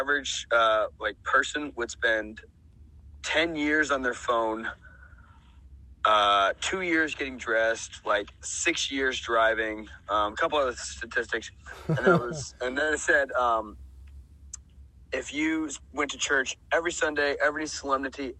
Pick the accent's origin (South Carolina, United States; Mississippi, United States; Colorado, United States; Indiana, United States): South Carolina, United States; now in Atlanta, United States; I'm originally from South Carolina, so it's pretty warm there, like, year round